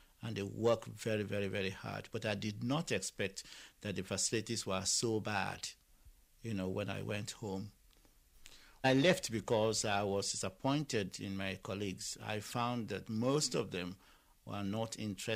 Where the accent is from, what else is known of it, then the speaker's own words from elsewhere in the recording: Lagos, Nigeria; moved away as an adult; now in Ireland; I was born in Lagos, and I went to school in Lagos